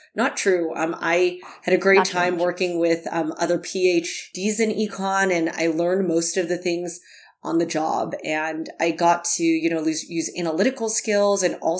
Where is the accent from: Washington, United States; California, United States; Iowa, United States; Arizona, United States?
California, United States; I realized that so many of the things I learned growing up in the Bay Area at school at Cornell were just very, you know, US focused.